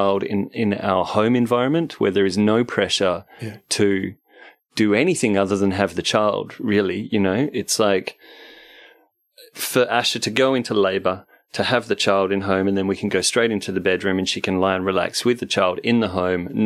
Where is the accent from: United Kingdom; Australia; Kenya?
Australia; Perth, Western Australia; moved away; I'm from Perth originally